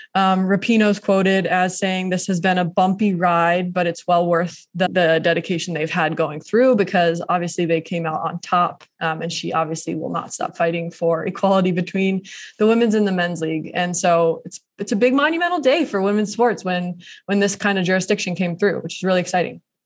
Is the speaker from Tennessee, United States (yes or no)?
no; Portland, Oregon, United States; Portland, my hometown